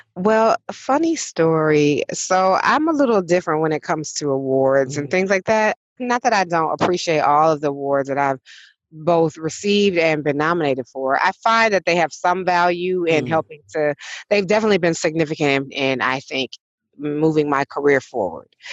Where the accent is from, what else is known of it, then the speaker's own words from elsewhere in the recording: Detroit, Michigan, United States; growing up in Detroit, not only from my elders, but also from my peers, has shaped my Detroit education